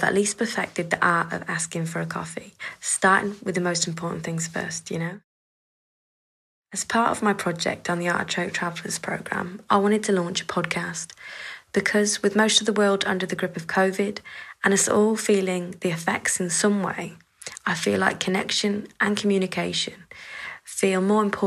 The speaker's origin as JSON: {"language": "English", "country": "United Kingdom", "said": "we British Romany travellers"}